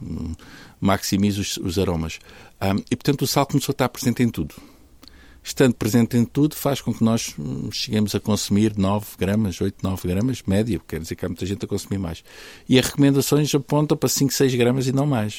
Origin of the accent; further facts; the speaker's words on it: Faro, Algarve, Portugal; now in Porto, Portugal; eu nasci no Sul, no Sul Algarvio, nasci em Faro